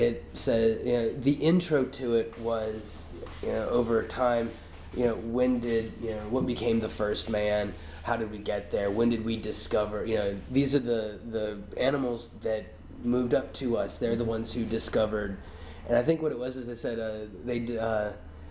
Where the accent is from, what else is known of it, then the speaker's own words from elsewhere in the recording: United States; I'm from the United States